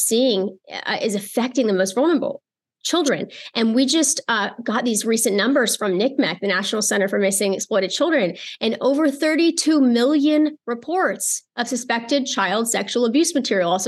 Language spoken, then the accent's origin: English; United States; I'm American